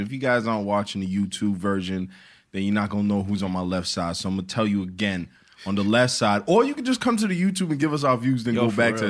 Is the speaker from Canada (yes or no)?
no; Jamaica; I'm Jamaican.